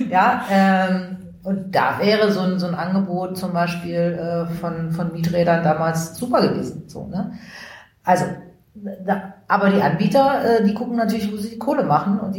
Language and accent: German; Berlin, Germany; Also ich bin viele Jahre in, in Rudo groß geworden.